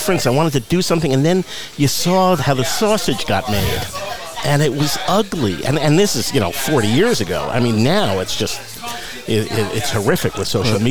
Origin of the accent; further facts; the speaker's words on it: Teaneck, New Jersey, United States; moved away as an adult; also born or lived in Manhattan, New York; now in Coachella Valley, United States; I was born in Manhattan, but grew up in Teaneck, New Jersey